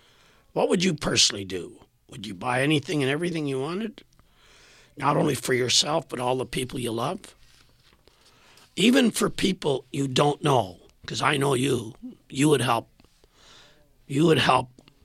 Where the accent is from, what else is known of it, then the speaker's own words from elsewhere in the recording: Saskatchewan, Canada; now in Winnipeg, Canada; I was a transplant from Saskatchewan to Winnipeg